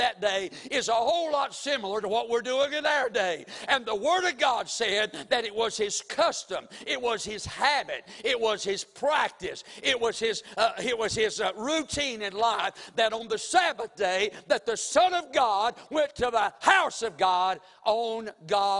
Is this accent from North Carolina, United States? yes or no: yes; Mount Airy, North Carolina, United States; now in Winston-Salem, United States; Now, my hometown is Mount Airy, North Carolina. I was born there in the hospital, and I was raised up in Mount Airy, North Carolina, for for 24 years of my life